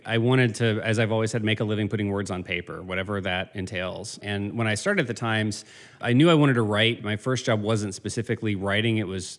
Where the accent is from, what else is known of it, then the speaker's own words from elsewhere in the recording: Virginia, United States; I grew up in Virginia and then I went to college at Wake Forest in North Carolina.